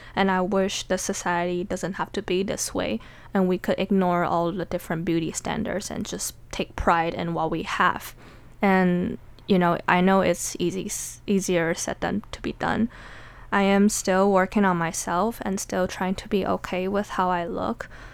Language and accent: English; Taiwan; now in United States; Growing up as a Taiwanese or as an Asian in general